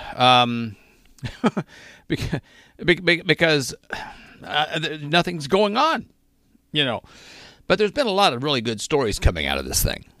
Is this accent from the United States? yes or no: yes; Arkansas, United States; now in Pennsylvania, United States; I grew up in Arkansas